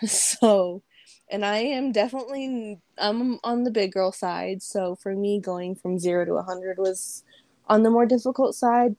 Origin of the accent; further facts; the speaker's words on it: Las Vegas, Nevada, United States; Born and raised here